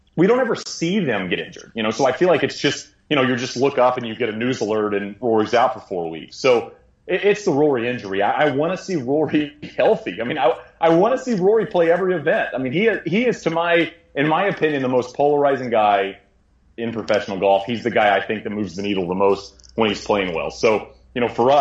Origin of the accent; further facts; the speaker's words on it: United States; as an American.